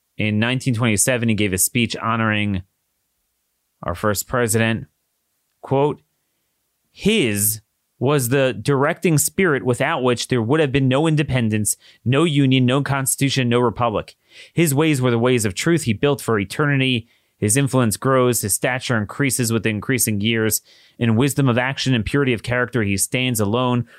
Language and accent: English; Maryland, United States; my home state of Maryland